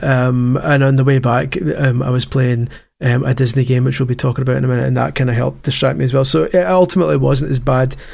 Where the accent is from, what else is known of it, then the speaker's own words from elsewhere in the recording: Scotland, United Kingdom; as a Scot